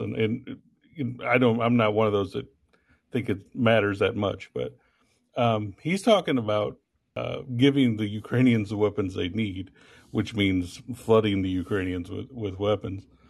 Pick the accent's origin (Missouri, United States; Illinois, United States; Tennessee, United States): Missouri, United States; I'm from Missouri